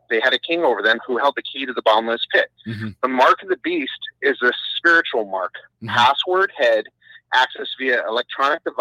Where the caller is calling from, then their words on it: Burbank, California, United States; from Burbank, California.